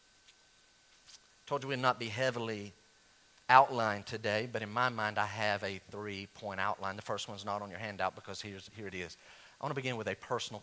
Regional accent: Western North Carolina, United States; I was raised in Western North Carolina in the 1970s and 80s, all right, in the country

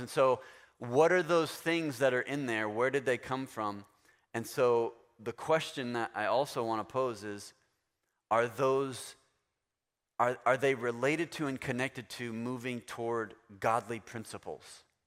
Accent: Florida, United States; I'm from Florida

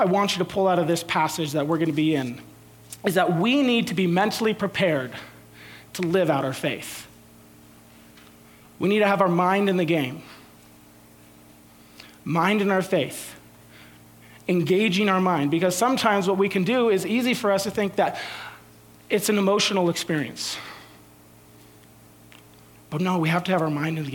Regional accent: San Jose, California, United States; I grew up in San Jose. We had the San Jose Sharks

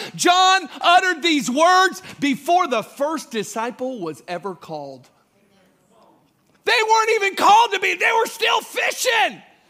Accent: Mulberry, Florida, United States; accent: Southern; I'm from the South. I speak a special kind of English. It has Mulberry influences, okay? I grew up in this little town called Mulberry.

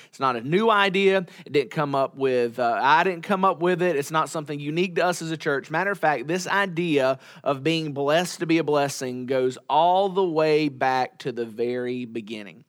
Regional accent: United States; as American Christians living in twenty twenty-one

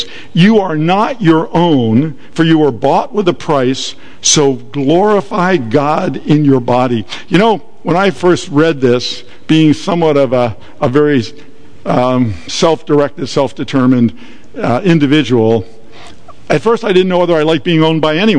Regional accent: Atlantic City, New Jersey, United States; I was born and raised in Atlantic City

